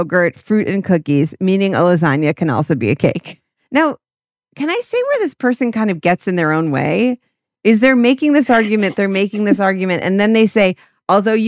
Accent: United States; I'm an American

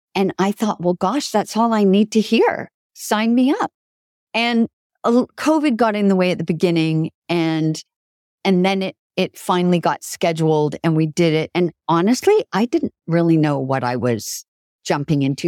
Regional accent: Canada; also born or lived in Italy; now in New York City, United States; French is pretty good because I was raised in Canada.

